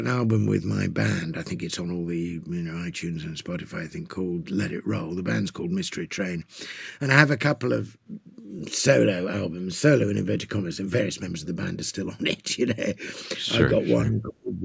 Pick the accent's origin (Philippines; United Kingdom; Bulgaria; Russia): United Kingdom; England; I'm an Englishman of a certain generation.